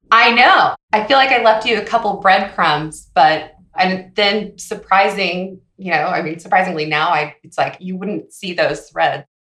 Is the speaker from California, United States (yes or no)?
yes; Palos Verdes, California, United States; moved away as an adult; now in Dallas, United States; I grew up in Los Angeles, California, uh, in a little sleepy town called Palos Verdes